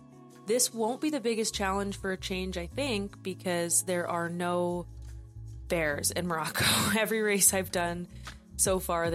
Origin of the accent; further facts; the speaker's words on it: Vancouver, British Columbia, Canada; I'm from Vancouver, British Columbia, Canada.